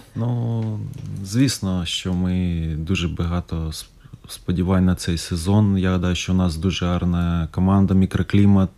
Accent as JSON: {"language": "Ukrainian", "country": "Ukraine", "moved": "as an adult", "lives_now": "Riga, Latvia", "said": "нас всіх українців"}